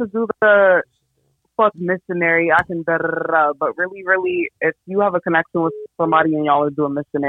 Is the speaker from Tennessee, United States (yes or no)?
no; New Jersey, United States; I'm from Jersey.